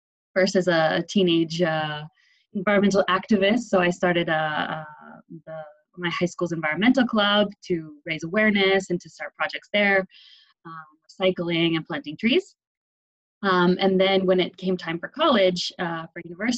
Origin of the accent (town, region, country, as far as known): Connecticut, United States; born or raised there; moved away as an adult; also born or lived in Delft, Netherlands; now in Barcelona, Spain